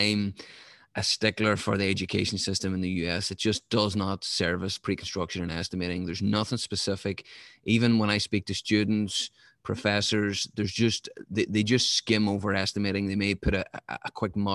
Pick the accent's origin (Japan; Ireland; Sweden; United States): Ireland; I'm from Ireland